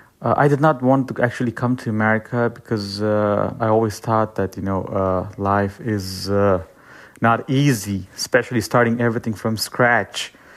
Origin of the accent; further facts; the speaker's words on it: Afghanistan; moved away as an adult; there I saw in the news that what's going on in Afghanistan. And that moment I thought that that bridge that connects me back to my home country is destroyed for now.